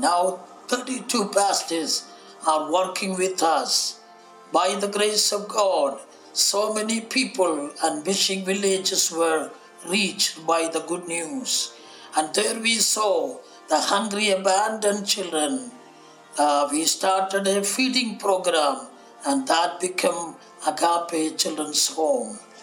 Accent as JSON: {"language": "English", "region": "Kerala", "country": "India", "said": "We are from India, southern part of India, Kerala."}